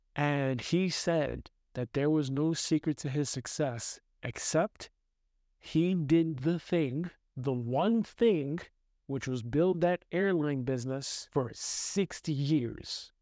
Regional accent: New York City, New York, United States; now in Austria; I'm growing up in New York City

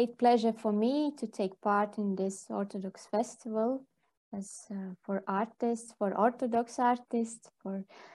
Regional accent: Liepāja, South Kurzeme Municipality, Latvia; English is a second language; now in Jurmala, Latvia; I grew up in Liepāja, and I was near the sea every day because I went to school by the sea

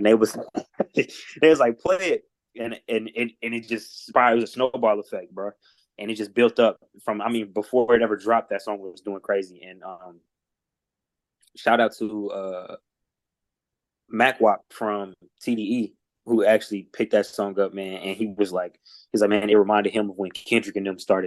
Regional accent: Indianapolis, Indiana, United States; I'm from Post

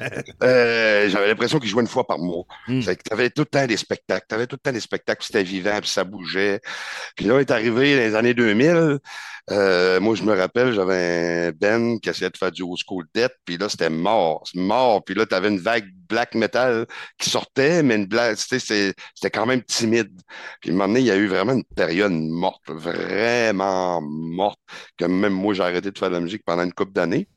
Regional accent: Cap-Chat, Quebec, Canada; also born or lived in Rimouski; now in Quebec City, Canada; je suis natif de Capcha

